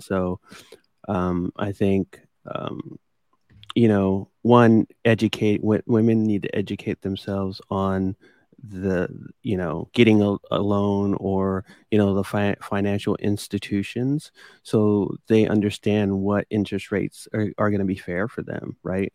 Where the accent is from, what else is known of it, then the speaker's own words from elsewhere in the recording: Midwest, United States; growing up in the Midwest, that was what people did